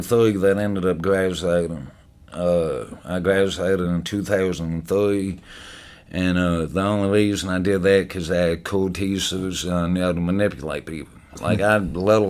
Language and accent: English; Southern Indiana, United States; we grew up in Southern Indiana, our whole lives